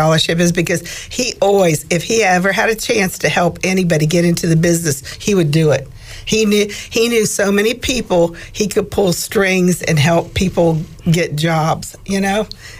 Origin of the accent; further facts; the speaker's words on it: Midwest, United States; moved away; we're from Midwest.